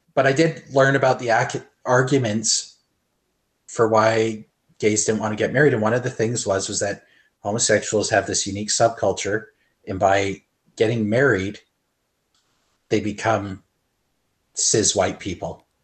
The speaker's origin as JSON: {"language": "English", "country": "Canada", "said": "as a Canadian"}